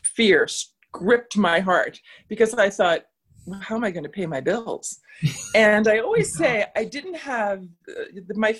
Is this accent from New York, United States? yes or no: yes; New York City, New York, United States; now in Boston area, United States; I grew up in the Bronx